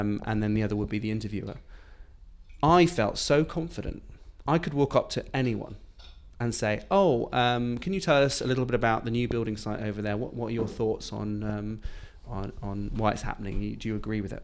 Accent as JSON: {"language": "English", "country": "United Kingdom", "said": "being, being British"}